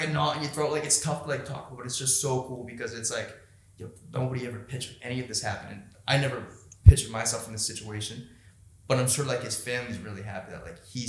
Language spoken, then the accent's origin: English; Boston, Massachusetts, United States; my hometown, dude, in UFC Boston